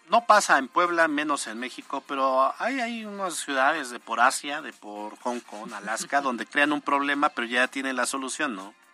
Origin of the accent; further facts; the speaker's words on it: Italy; born there; Los que nacimos en Italia no nos cuesta